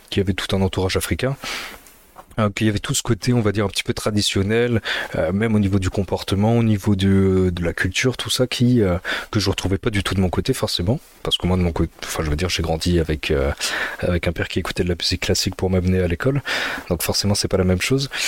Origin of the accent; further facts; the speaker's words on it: north, Ethiopia; born there; je suis né en Éthiopie, je suis 100% éthiopien, même si je suis un petit peu pâle, hein, c'est parce que je suis dans le nord